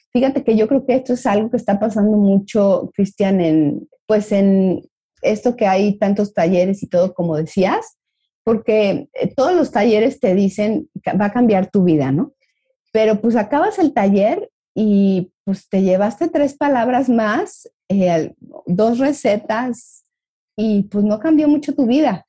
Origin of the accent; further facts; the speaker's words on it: Mexico; como mexicanos veo